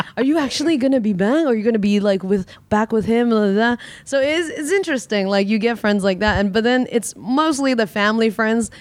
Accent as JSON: {"language": "English", "town": "Vancouver", "region": "British Columbia", "country": "Canada", "tie": "born or raised there", "moved": "yes", "lives_now": "Hong Kong", "said": "I was raised also in Vancouver"}